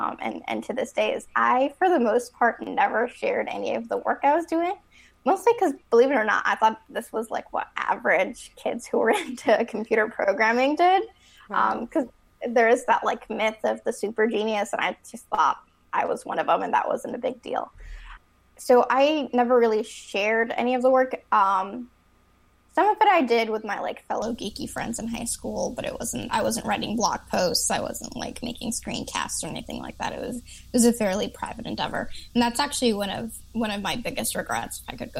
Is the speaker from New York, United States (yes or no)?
no; Chicago, Illinois, United States; I'm from Chicago.